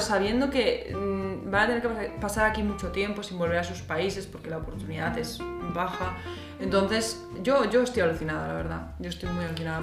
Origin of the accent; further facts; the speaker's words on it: Madrid, Community of Madrid, Spain; moved away as an adult; now in Berlin, Germany; yo vengo de Madrid, de España